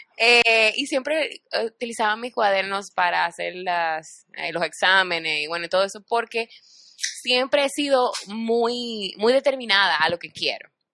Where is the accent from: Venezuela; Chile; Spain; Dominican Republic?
Dominican Republic; Muy orgullosa de ser dominicana